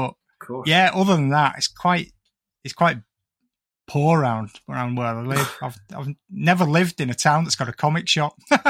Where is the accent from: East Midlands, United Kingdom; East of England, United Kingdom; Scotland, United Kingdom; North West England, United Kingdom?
North West England, United Kingdom; the Northwest; being an ignoramus from like the Northwest